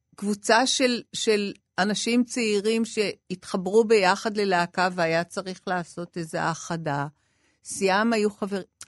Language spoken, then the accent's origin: Hebrew; Israel; also born or lived in Paris, France; אני גדלתי כצברית, כולם דיברו כצברים